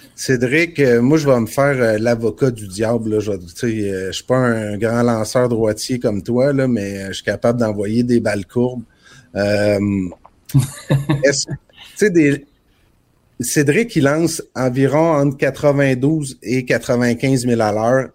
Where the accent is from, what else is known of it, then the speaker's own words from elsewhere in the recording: Trois-Pistoles, Quebec, Canada; l'école secondaire de Trois-Pistoles, où j'ai grandi